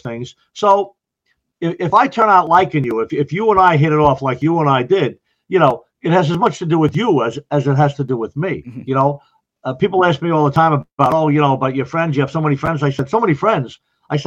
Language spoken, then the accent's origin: English; Long Island, New York, United States; moved away as an adult; also born or lived in Ocala, Florida; now in Orange County, New York, United States; When I grew up in Long Island, I was in the volunteers